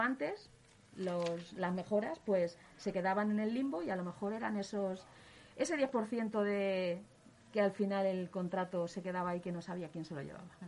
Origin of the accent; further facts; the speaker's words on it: Leganés, Community of Madrid, Spain; es una persona de Leganés, nació en Leganés. Mi padre tenía aquí un negocio